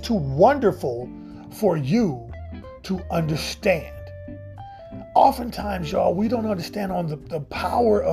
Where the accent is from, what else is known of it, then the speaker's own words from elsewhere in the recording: Midwest, United States; I grew up in the Midwest in the United States.